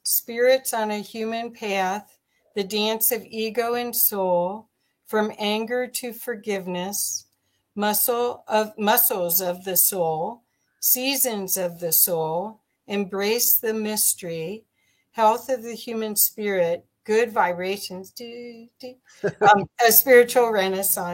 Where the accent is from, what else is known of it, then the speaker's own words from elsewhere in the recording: Ohio, United States; now in Colorado, United States; when I grew up in Ohio